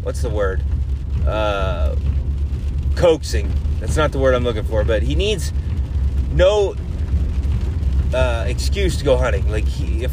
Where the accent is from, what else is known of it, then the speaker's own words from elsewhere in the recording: United States; I'm an American